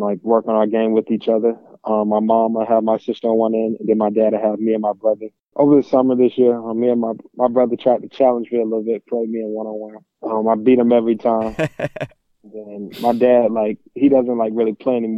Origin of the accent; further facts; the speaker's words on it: Orlando, Florida, United States; I'm from Orlando, Florida. I grew up a Gator fan